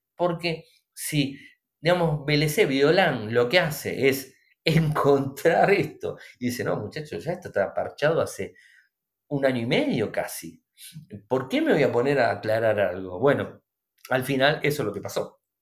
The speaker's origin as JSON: {"language": "Spanish", "country": "Argentina", "said": "nosotros en Argentina"}